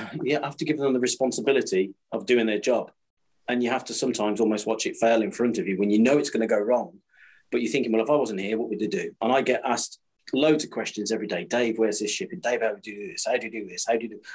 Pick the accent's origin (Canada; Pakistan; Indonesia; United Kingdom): United Kingdom; Kidderminster, West Midlands; I'm from Kidderminster, which is where we are originally, which is the carpet town